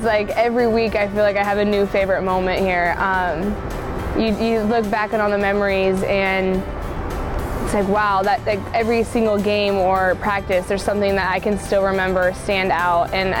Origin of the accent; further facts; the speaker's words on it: Lincoln, Nebraska, United States; I was born and raised in Lincoln, and I knew exactly what it meant